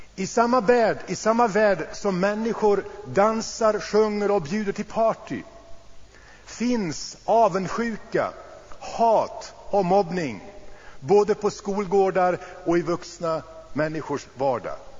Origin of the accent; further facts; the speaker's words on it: Sweden; vi här hemma i Sverige